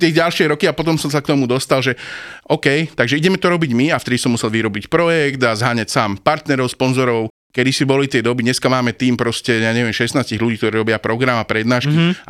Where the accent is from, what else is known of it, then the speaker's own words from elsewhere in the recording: Bratislava, Bratislava Region, Slovakia; som bol z Bratislavy.